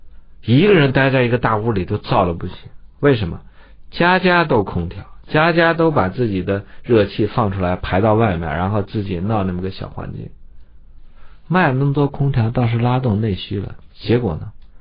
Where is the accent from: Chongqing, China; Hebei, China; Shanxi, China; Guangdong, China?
Shanxi, China; Datong; now in Beijing, China; 你看我老家大同，